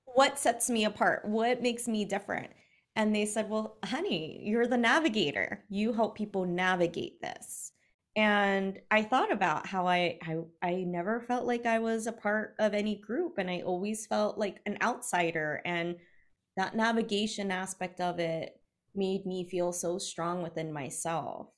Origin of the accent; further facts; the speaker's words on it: South Hill, Virginia, United States; from South Hill, Virginia